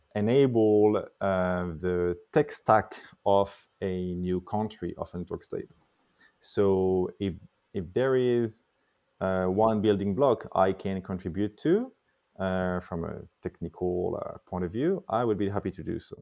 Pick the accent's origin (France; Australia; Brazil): France; Paris, Île-de-France; I was born and raised in Paris